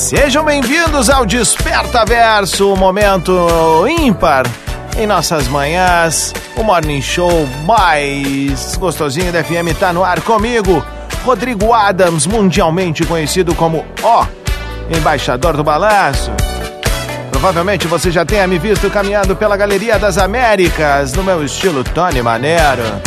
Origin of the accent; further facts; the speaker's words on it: Cerro Largo, Rio Grande do Sul, Brazil; moved away; Cerro Largo, a minha cidade natal, no noroeste do estado